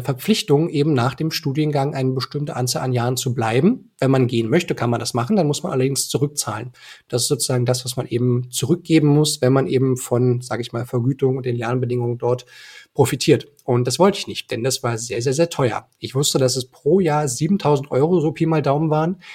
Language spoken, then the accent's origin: German; Eisenhüttenstadt, Brandenburg, Germany; ich bin in Eisenhüttenstadt geboren worden. Das ist eine ähm, ostbrandenburgische Grenzstadt